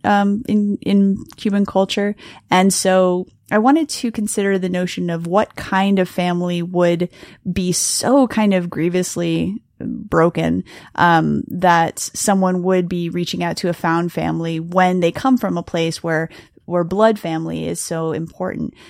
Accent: Miami, Florida, United States; the kinds of voices that I heard around me growing up and you living in Miami

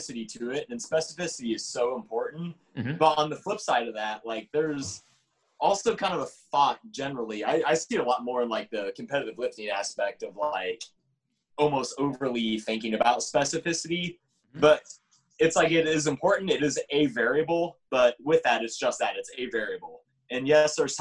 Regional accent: Middletown, Ohio, United States; moved away as an adult; also born or lived in Bowling Green, Ohio; now in Washington, D.C., United States; I grew up in Middletown, Ohio, which is cleverly named as the town in the middle of Cincinnati and Dayton

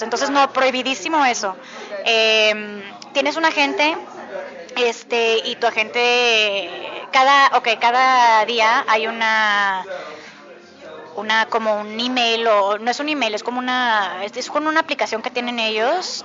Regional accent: Mexico; now in New York, United States; si ya saben que soy mexicana

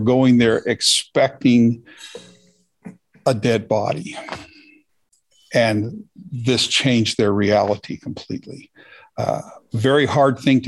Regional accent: Berkeley, California, United States; now in Washington, United States; I was born in the Bay Area of California in Berkeley

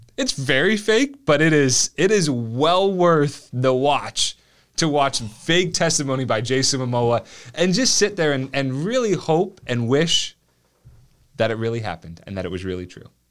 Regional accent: New Jersey, United States; moved away; I grew up in New Jersey, so I suppose I can say that. Um, I would, I have no ambition to go back there. Let's put it like that. But it was South Jersey

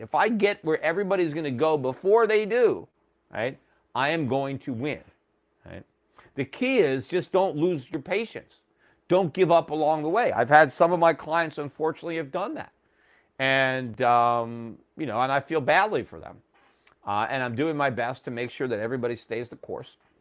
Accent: United States; As an American

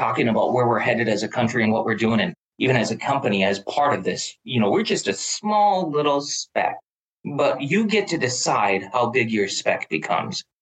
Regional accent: Duluth, Minnesota, United States; also born or lived in North Dakota; I was born in North Dakota, grew up in Duluth, Minnesota

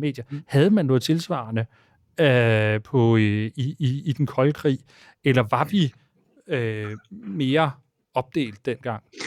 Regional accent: a suburb of Copenhagen, Capital Region of Denmark, Denmark; det var et uh, socialdemokratisk hjem i en forstad til København

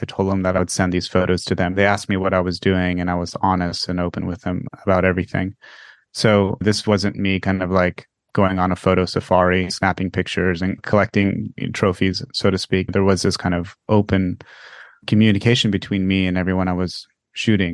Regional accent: Florida, United States; I come from Florida

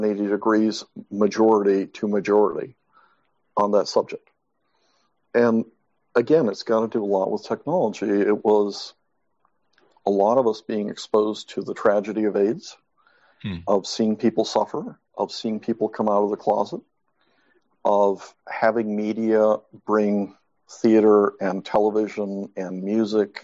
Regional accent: Mexico; moved away; I was brought up in Mexico

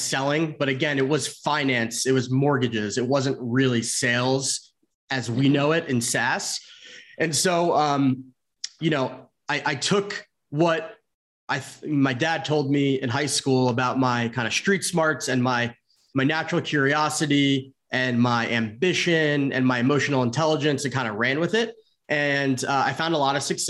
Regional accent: central New Jersey, United States; moved away; also born or lived in Arizona / San Francisco; So I grew up in Jersey, like the central part of Jersey

